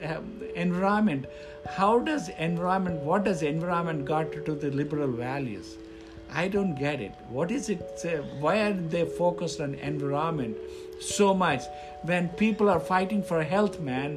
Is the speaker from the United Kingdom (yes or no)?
no; India; now in United States; I come from India